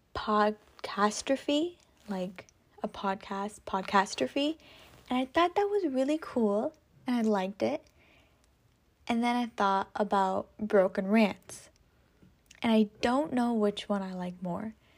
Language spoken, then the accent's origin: English; California, United States; I am from California. sunny California.